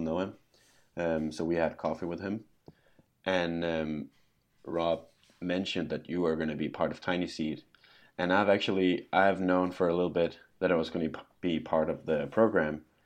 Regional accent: Denmark; now in Scotland, United Kingdom; I'm from Denmark, but I live in Scotland

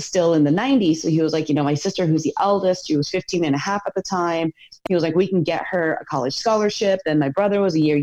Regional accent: United States; I was born and raised here in America in a Korean household.

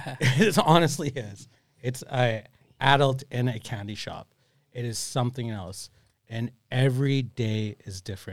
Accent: Canada; moved away; I'm originally from Canada.

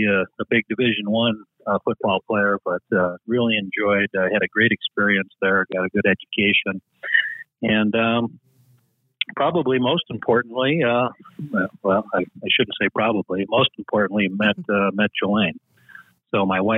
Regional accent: Chicago, Illinois, United States; also born or lived in Minnesota; I grew up in the Chicagoland area, in the suburbs outside of Chicago

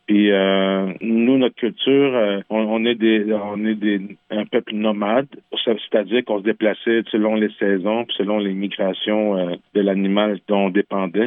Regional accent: Quebec, Canada; first language French; also born or lived in Montreal; j'ai grandi au Québec dans un petit village qui s'appelle Manceau. J'ai grandi dans un village québécois.

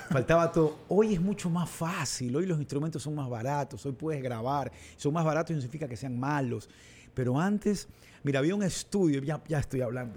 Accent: Guayaquil, Guayas, Ecuador; also born or lived in Olón; en Urdesa y crecí en un Guayaquil de los 80

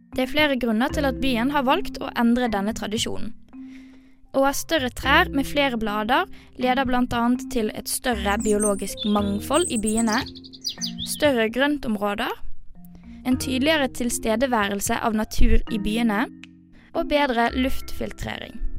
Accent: Western Norway, Norway; now in Oslo, Norway; jeg kommer jo fra Vestlandet

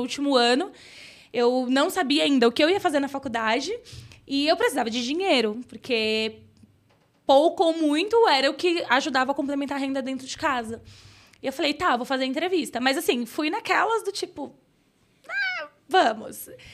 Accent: São Paulo, Brazil; Fui criada no Grajaú, periferia de São Paulo

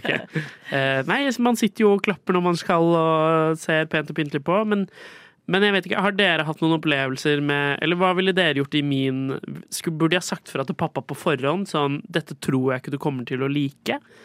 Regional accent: Skien, Telemark, Norway; moved away as an adult; also born or lived in England; now in Oslo, Norway; jeg kommer fra Skien. Uh, og jeg har en far som bor der, fordi uh, jeg flytta til Oslo for å studere

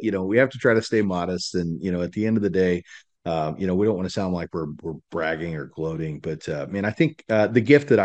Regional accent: Salina, Kansas, United States; moved away as an adult; now in Dallas, United States; I grew up in Salina, Kansas. Moved out to Dallas

